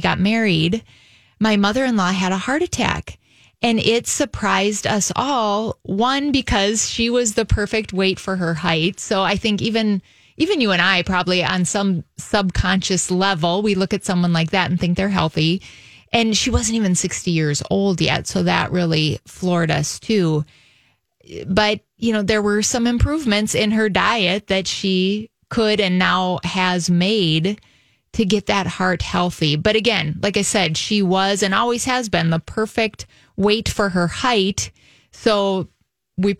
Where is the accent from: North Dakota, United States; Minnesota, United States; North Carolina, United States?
North Dakota, United States; North Dakota did, which is my home state.